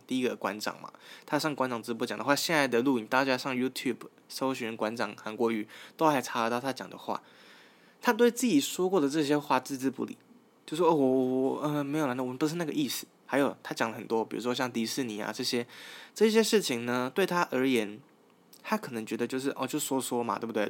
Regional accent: Taichung, Taiwan; 我是一个来自台中的大学生

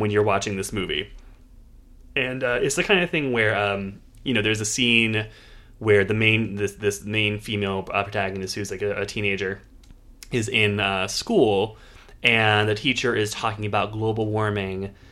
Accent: Pittsburgh, Pennsylvania, United States; it's filmed in Pittsburgh, uh, so I enjoyed seeing my hometown

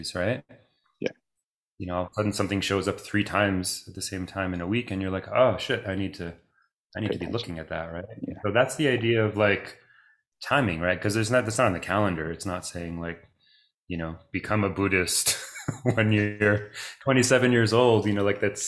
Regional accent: Toronto, Ontario, Canada; first language Greek; So I grew up speaking Greek. Both my parents are from Greece. I grew up in Toronto, Canada

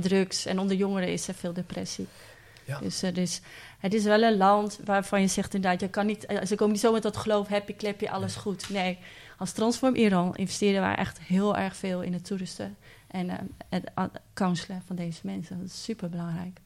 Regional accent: Netherlands; wij als Nederlanders

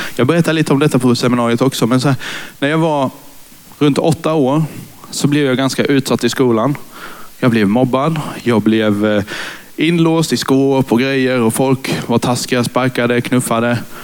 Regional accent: Karlshamn, Blekinge, Sweden; moved away as an adult; now in Nybro, Sweden; Jag är influgen från Karlshamn där jag är uppfödd och uppvuxen

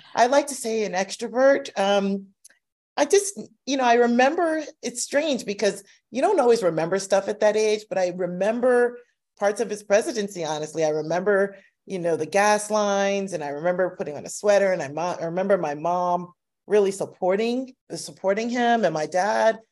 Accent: United States; I'm a descendant of slaves, but I'm American. and I identify as American.

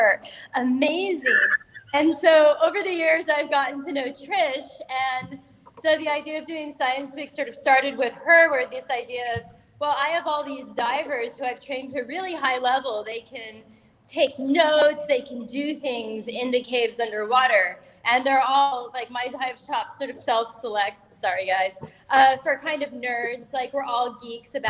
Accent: Southern California, United States; moved away as an adult; now in Mexico; I'm originally from Southern California, but I've been here in Mexico for 14 years.

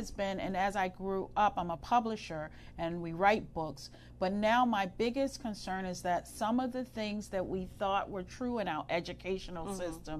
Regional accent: United States; growing up in the American school system

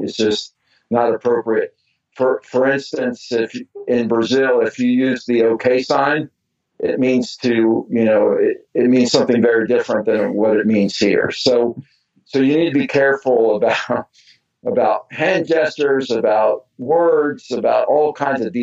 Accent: Mexico; moved away; I was born and raised in Mexico

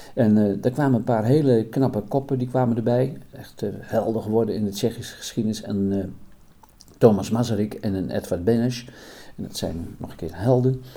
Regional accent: Putten, Gelderland, Netherlands; bij ons in Putten

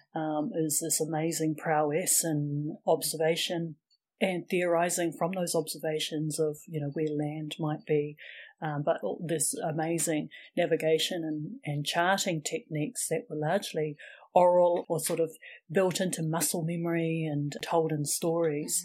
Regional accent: Wellington, New Zealand; I was born and raised in Wellington, which is the capital city

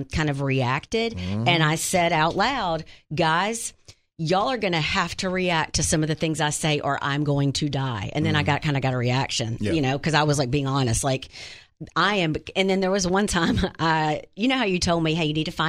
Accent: Wynne, Arkansas, United States; moved away; it's my hometown

